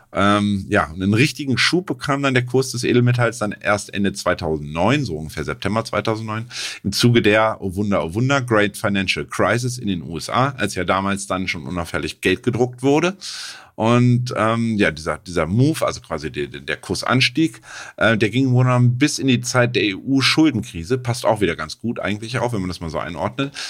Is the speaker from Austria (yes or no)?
no; Germany; als Deutscher